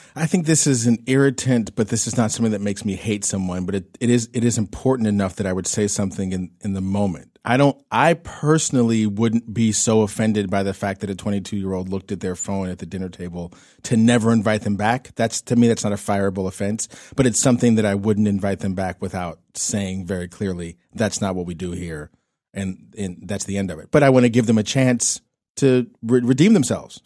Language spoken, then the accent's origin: English; Pittsburgh, Pennsylvania, United States; now in California, United States; my hometown of Pittsburgh, Pennsylvania